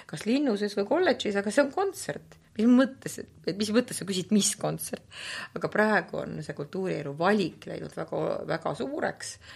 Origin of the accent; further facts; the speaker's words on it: Tartu, Tartu County, Estonia; moved away as an adult; now in Narva, Estonia; ma olen ise Tartust pärit